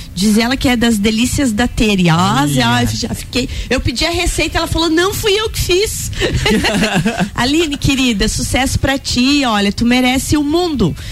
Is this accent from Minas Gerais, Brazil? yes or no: no; Rio do Sul, Santa Catarina, Brazil; Nasci em Rio do Sul